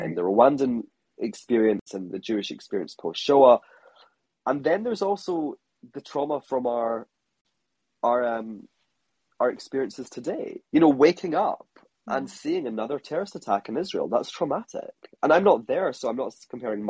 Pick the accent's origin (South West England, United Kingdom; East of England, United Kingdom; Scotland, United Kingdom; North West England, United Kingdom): Scotland, United Kingdom; now in Hong Kong; I'm a Scottish